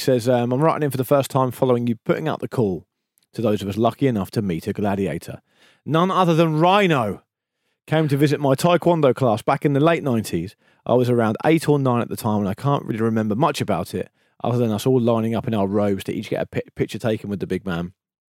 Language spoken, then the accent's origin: English; Didcot, South East England, United Kingdom; I decided to take up playing football in my hometown of Didcot, which is statistically the most normal place in the UK.